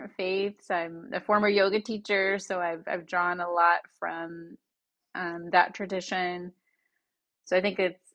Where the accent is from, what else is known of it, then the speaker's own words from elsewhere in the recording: the Bible Belt, United States; I grew up in the Bible Belt, which was really interesting